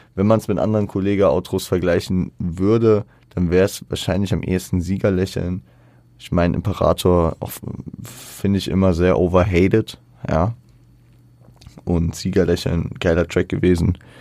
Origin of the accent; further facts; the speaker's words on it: Frankfurt, Hesse, Germany; ich als Frankfurter